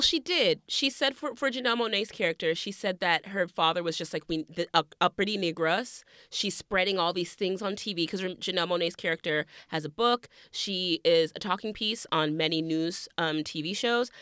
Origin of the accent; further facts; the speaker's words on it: the South, United States; Growing up in the South